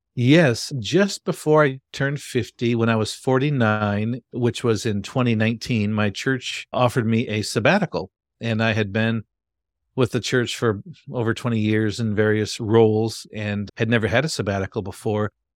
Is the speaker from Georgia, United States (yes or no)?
no; Grand Rapids, Michigan, United States; I'm from Grand Rapids, Michigan. Been a Michigander all my life